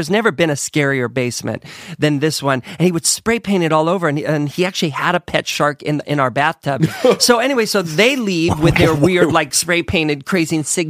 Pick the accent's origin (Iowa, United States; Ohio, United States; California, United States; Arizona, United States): Ohio, United States; In Ohio.